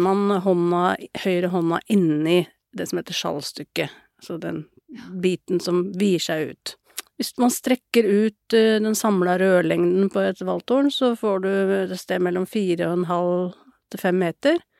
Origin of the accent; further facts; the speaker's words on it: Lillehammer, Innlandet, Norway; moved away as an adult; now in Oslo, Norway; Jeg kommer opprinnelig fra Lillehammer, men flytta derfra da jeg var 19 år.